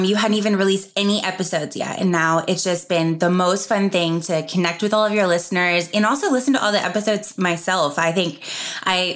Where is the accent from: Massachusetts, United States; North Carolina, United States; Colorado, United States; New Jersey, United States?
North Carolina, United States; Asheville; now in Nashville, United States; I grew up in Asheville, North Carolina